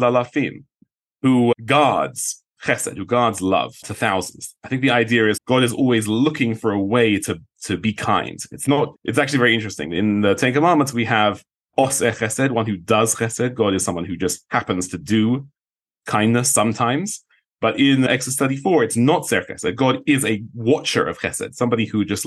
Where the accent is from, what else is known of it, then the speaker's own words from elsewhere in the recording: London, United Kingdom; moved away; I'm from London